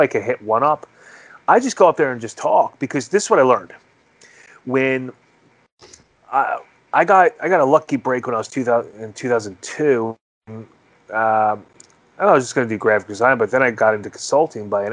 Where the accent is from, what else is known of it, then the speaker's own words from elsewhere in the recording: Philadelphia, Pennsylvania, United States; one of my closest friends, Mike, who we grew up together in Northeast Philly